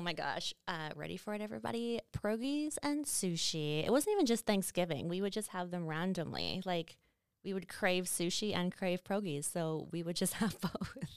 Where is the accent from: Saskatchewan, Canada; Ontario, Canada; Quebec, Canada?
Saskatchewan, Canada; Estevan; now in Calgary, Canada; I'm from Estevan, Saskatchewan, which is that little southeast corner, um, and not a very big, I mean, I guess it's a city, but it's not really a city. It's quite small, but I really appreciated living in a small town.